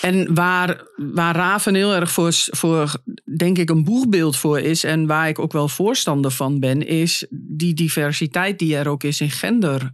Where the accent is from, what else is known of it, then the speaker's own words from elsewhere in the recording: Hengelo, Overijssel, Netherlands; moved away as an adult; also born or lived in Nijmegen; now in Den Bosch, Netherlands; ik ben natuurlijk van Hengelo naar Nijmegen gegaan. Heb daar vijf jaar gewoond en toen naar Brabant